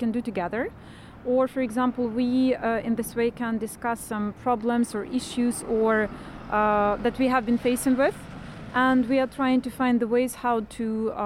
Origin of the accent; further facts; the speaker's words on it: Ukraine; moved away as an adult; now in Iceland; I am from Ukraine, and I came here as a refugee myself.